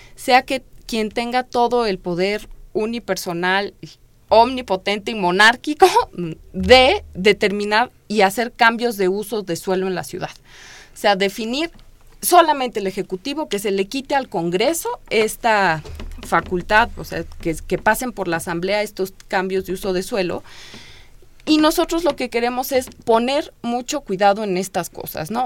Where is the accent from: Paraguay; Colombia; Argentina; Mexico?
Mexico; Mexico City; teníamos como chilangos